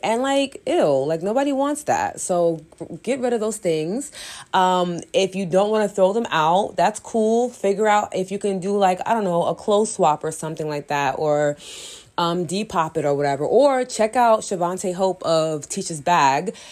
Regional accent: New York, United States; I'm from New York

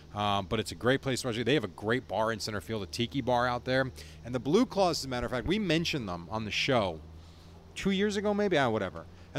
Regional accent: United States; We're from New Jersey, New York.

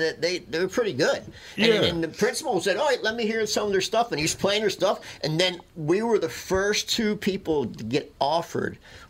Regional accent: Philadelphia, Pennsylvania, United States; I'm from Philly.

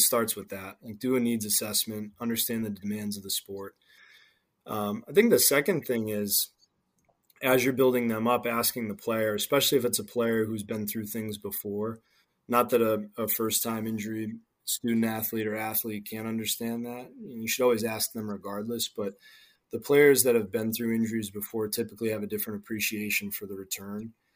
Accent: New England, United States; I grew up in New England

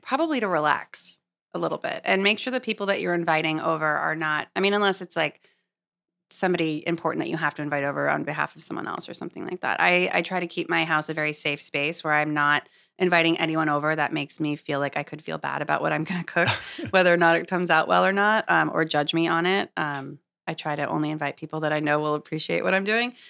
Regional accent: Los Angeles, California, United States; moved away as an adult; also born or lived in Santa Cruz / San Francisco; now in New York, United States; I grew up in Los Angeles

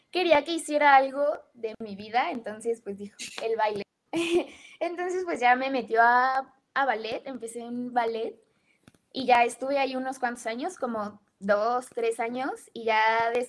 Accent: United States; born there; nací en Estados Unidos. Afortunadamente mis papás pudieron darme esa oportunidad de nacer allá.

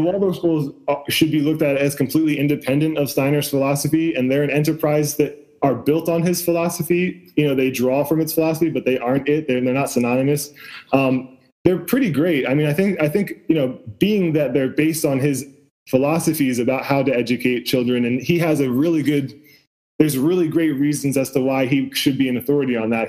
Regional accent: West Chester, Pennsylvania, United States; I grew up outside of Philadelphia

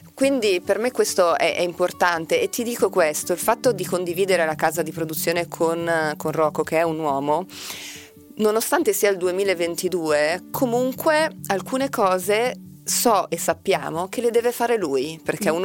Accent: Milan, Lombardy, Italy; accent: Milanese; also born or lived in Brazil; ho, un accento milanese

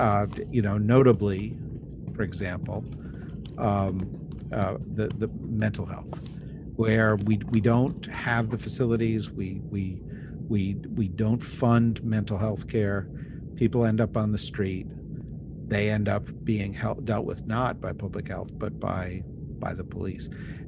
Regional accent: New Jersey, United States; Of course, I'm from New Jersey, and so that explains that perhaps.

